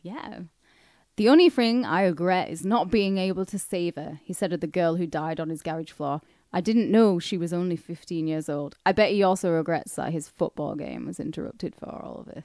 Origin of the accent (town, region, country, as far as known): the north of England, United Kingdom; born or raised there; accent: northern; also born or lived in Camden, London